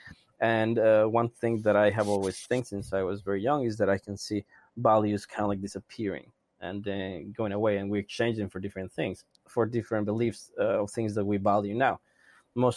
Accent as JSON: {"language": "English", "country": "Mexico", "said": "I'm from Mexico"}